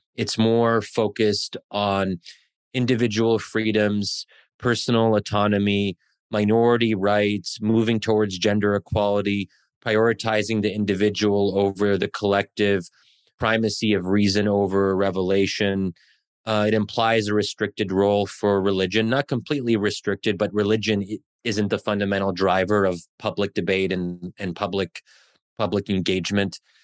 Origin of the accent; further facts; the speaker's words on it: Pennsylvania, United States; I'm born and raised in Americ-, i, in Pennsylvania, but my parents are, are immigrants